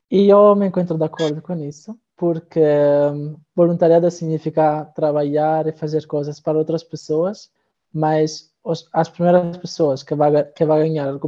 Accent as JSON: {"language": "Portuguese", "country": "Italy", "second_language": "Portuguese", "moved": "as an adult", "lives_now": "Braga, Portugal", "said": "tenho 23 anos, sou italiano."}